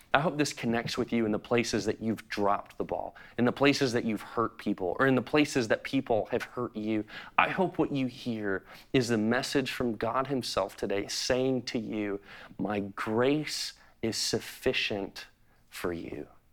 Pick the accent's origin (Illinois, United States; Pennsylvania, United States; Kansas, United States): Illinois, United States; Chicago; I'm a true Chicagoan. I grew up in Chicago